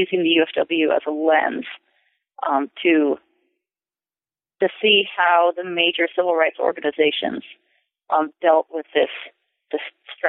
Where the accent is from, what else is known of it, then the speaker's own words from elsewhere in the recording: California, United States; And from growing up in California and working at the King Papers at Stanford, I started to question the very dominant Southern narrative of the civil rights movement.